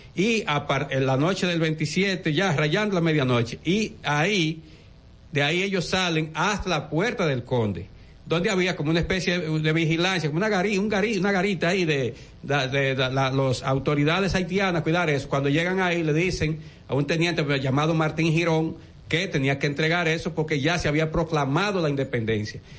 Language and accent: Spanish; Dominican Republic; como ciudadano dominicano